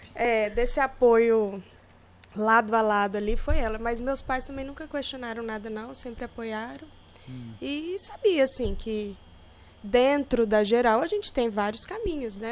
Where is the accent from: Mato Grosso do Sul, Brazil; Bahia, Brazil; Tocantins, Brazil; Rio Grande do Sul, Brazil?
Tocantins, Brazil; Gurupi; also born or lived in Goiânia; Eu sou de Gurupi, nascida em Gurupi